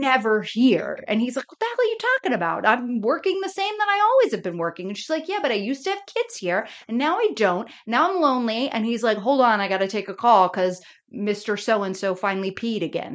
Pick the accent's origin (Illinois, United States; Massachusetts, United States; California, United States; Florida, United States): Florida, United States; I grew up in Florida